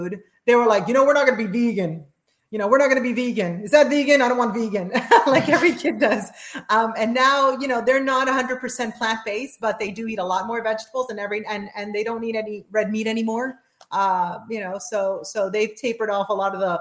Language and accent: English; Chile; also born or lived in South America; now in United States; I'm from Chile